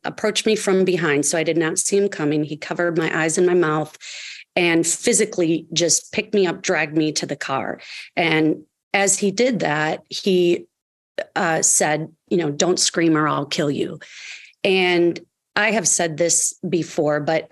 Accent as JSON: {"language": "English", "town": "Kenosha", "region": "Wisconsin", "country": "United States", "tie": "born or raised there", "said": "I was 8 years old in third grade in my hometown of Kenosha, Wisconsin"}